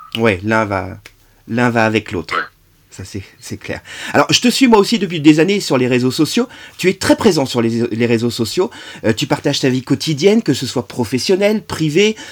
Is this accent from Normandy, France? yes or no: yes; Normandy, France; chez nous en Normandie